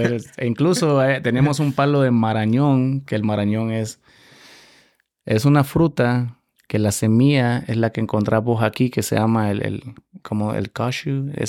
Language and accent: Spanish; Santa Tecla, La Libertad, El Salvador; moved away as an adult; now in United States; yo soy salvadoreño. Eh, nací en, una ciudad que se llama Nueva San Salvador, básicamente al lado de la capital del eh, departamento La Libertad.